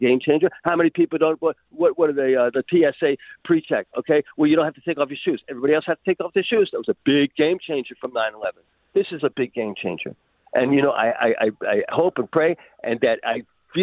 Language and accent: English; Maryland, United States; moved away as an adult; now in Israel; I grew up in the United States in Maryland